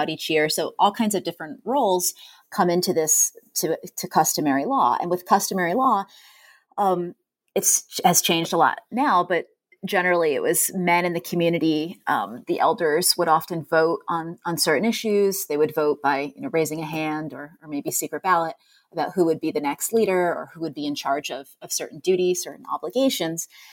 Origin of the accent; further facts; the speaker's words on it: Hyde Park, New York, United States; I grew up in New York State in Hyde Park, New York